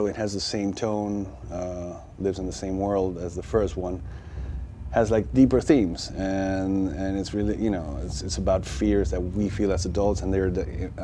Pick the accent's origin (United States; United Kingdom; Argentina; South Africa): Argentina; I grew up in Argentina